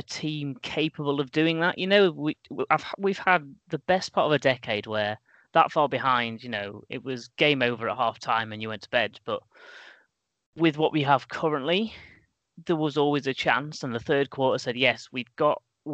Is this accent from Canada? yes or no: no; England, United Kingdom; I'm English